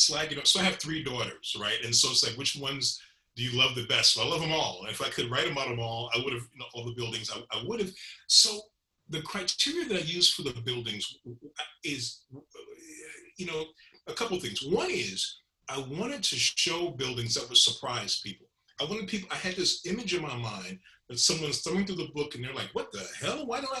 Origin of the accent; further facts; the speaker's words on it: Chicago, Illinois, United States; I'm a Southsider. I was born here. I've lived most of my, I guess, 43 of my 50, soon to be 55 years here. And this is the homeland, if you will.